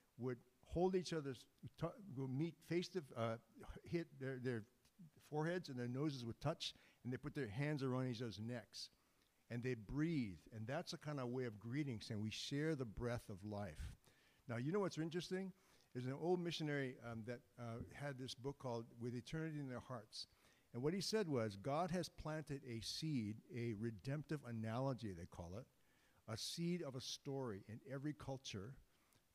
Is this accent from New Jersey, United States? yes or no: no; Hawaii, United States; I am from Hawaii